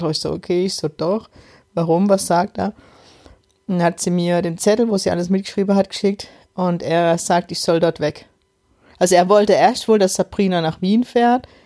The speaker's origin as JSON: {"language": "German", "region": "Electoral Palatinate", "country": "Germany", "accent": "Kurpfälzisch", "said": "In meinem Kurpfälzer Dialekt, ich muss immer noch lachen."}